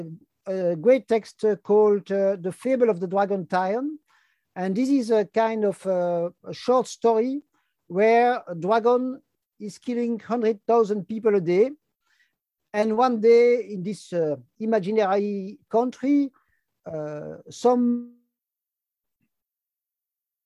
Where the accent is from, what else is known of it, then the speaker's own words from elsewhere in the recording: Brussels, Brussels-Capital Region, Belgium; first language French; English is a second language; I'm from Brussels, Belgium. Like you can hear, my first language is French, second language is Dutch